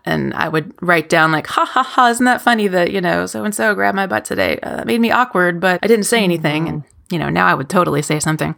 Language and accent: English; Kentucky, United States; also born or lived in New York / Scotland; I am from Kentucky